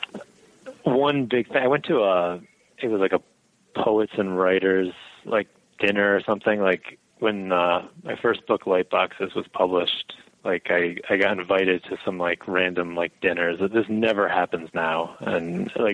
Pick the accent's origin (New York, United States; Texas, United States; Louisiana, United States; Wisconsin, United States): New York, United States; Albany; also born or lived in Buffalo, New York; I'm from the upstate area. I mean, I've lived pretty much my whole life in Albany or around Albany and been 5 years out in Buffalo.